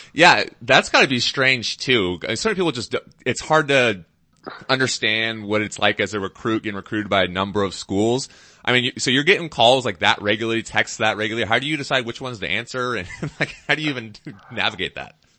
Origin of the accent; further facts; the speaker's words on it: Pacific Northwest, United States; I grew up in the Pacific Northwest